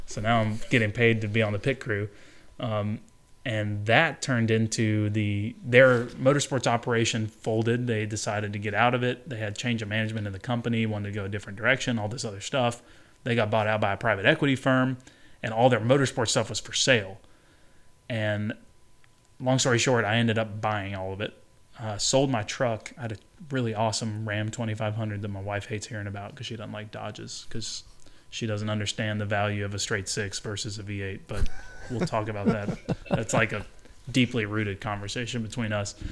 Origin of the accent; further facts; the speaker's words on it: Birmingham, Alabama, United States; I grew up in Birmingham, Alabama